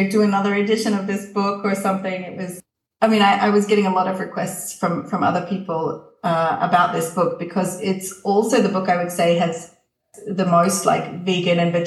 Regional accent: Canberra, Australian Capital Territory, Australia; also born or lived in Tuscany, Italy; now in Italy; growing up I grew up in Canberra

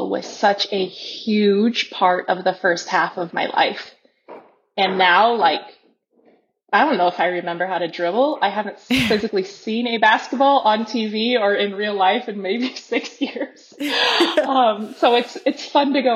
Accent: Carroll, Iowa, United States; moved away as an adult; now in Guatemala; I am from Carroll, Iowa, Western Iowa. I have two brothers, Jordan

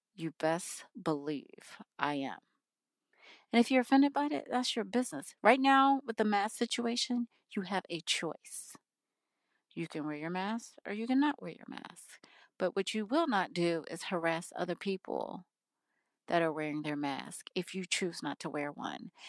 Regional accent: United States; I am an American

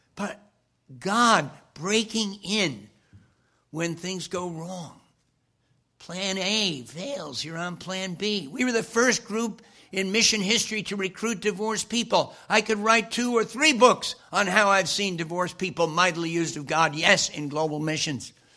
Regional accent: Wyckoff, New Jersey, United States; my hometown of Wyckoff, Cornerstone Church

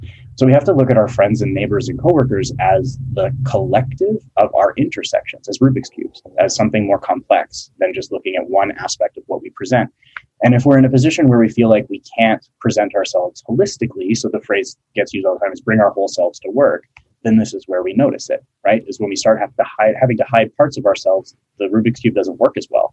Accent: Alberta, Canada; I'm from Alberta

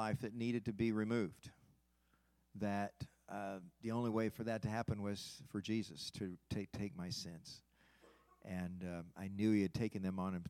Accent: Fort Wayne, Indiana, United States; as a child growing up in North Highlands Church of Christ in Fort Wayne, Indiana

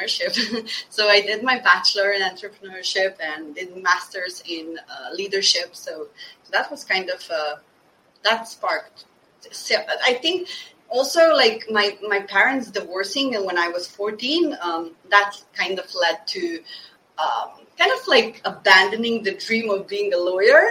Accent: Slovenia; moved away as an adult; also born or lived in Bosnia (parents); now in Stockholm, Sweden; I'm born in Slovenia, a very, very tiny country with 2 million inhabitants, to Bosnian parents

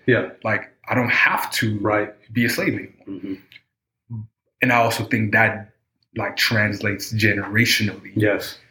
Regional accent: United States; I consider myself an African American, mm-hmm. right? Still having my African roots, mm-hmm. but I know I grew up in an American culture

